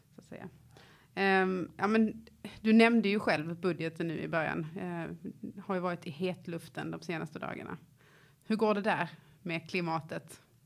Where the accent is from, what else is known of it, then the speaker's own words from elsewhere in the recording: Lund, Skåne, Sweden; Jag är uppvuxen i i Lund där jag fortfarande bor